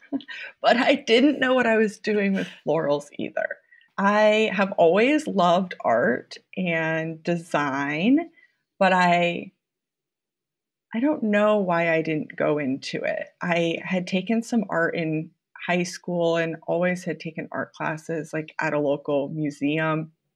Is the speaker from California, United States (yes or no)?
no; Mason City, Iowa, United States; also born or lived in North Carolina / Los Angeles; now in Des Moines, United States; I'm from Iowa originally. I I'm from Mason City, which is a smaller town about two hours north of here